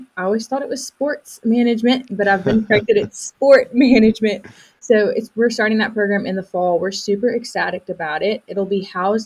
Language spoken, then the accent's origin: English; Missouri, United States; now in Alabama, United States; I was actually born and raised in Missouri